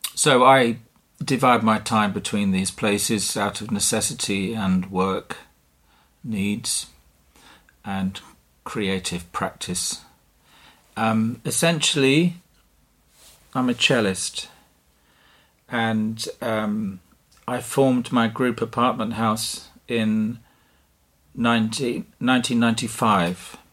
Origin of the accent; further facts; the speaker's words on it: Dover, South East England, United Kingdom; moved away; also born or lived in Dartmoor, Devon / Norfolk / London / Vilnius, Lithuania; I was born in Dartmoor in Devon, and at a very young age, I moved to Dover in Kent, and I grew up on the cliffs, the White Cliffs, above the town